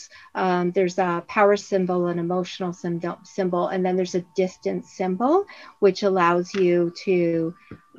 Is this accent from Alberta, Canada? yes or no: no; Windsor, Ontario, Canada; now in Orangeville, Canada; Windsor, my hometown